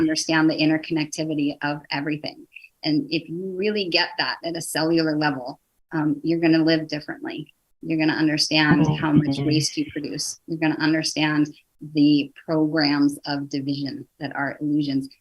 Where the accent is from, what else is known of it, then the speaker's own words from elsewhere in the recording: the Northwest, Pacific Northwest, United States; moved away; also born or lived in East Coast, United States; I'm from the Northwest. I was living back east.